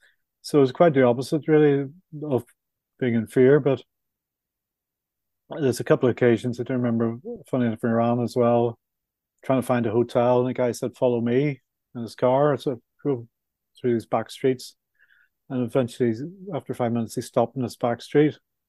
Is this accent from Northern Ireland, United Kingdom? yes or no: yes; Belfast, Northern Ireland, United Kingdom; moved away; coming from Belfast is you can have an Irish passport as well as a British passport